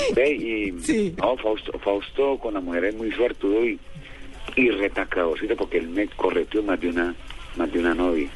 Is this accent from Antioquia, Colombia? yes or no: no; Valle del Cauca, Colombia; así somos nosotros los vallecaucanos